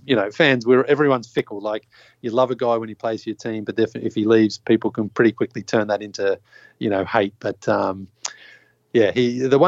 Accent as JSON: {"language": "English", "country": "Australia", "tie": "born or raised there", "also_born_or_lived": "Toronto", "moved": "as an adult", "said": "I grew up in Australia"}